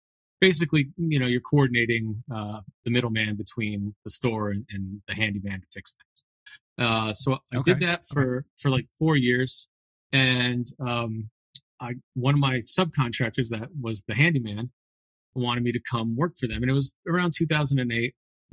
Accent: Connecticut, United States; I grew up in Connecticut

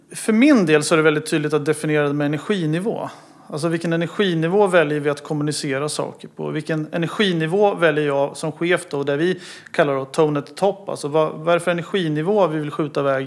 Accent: Motala, Östergötland, Sweden; jag är född och uppvuxen i Motala

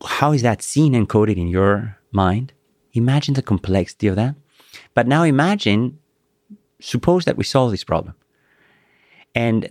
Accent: Greece; English is a second language; moved away; my childhood memories of running through, you know, the pebbles in Greece

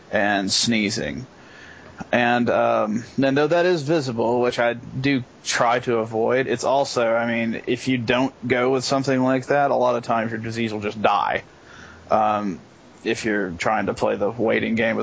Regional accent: United States; I'm American

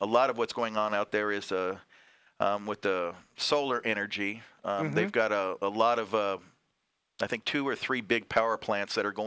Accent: Nevada, United States; also born or lived in California; Born and raised in Nevada and spent a lot of time in California growing

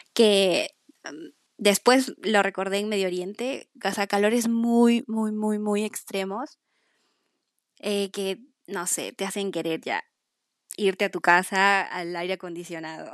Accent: Peru; moved away as an adult; como es en Perú, como es en mi país.

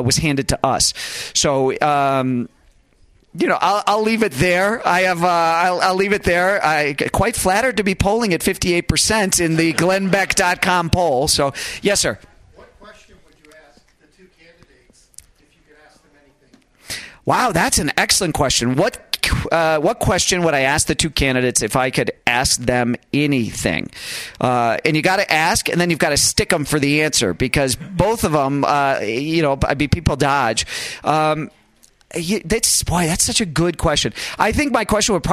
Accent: United States; as an American

